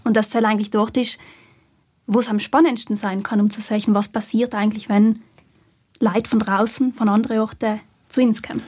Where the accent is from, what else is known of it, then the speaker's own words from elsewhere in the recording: South Tyrol, Trentino-Alto Adige, Italy; wir als Südtiroler